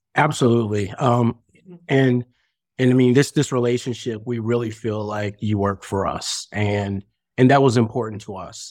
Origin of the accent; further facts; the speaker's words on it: Greensboro, North Carolina, United States; moved away; also born or lived in Chicago, Illinois; I'm actually from Greensboro, North Carolina, but I spent my last sixteen years in Chicago.